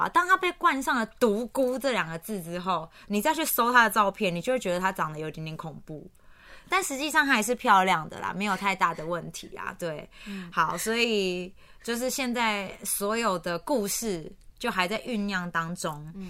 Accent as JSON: {"language": "Chinese", "country": "Taiwan", "said": "我们台湾人"}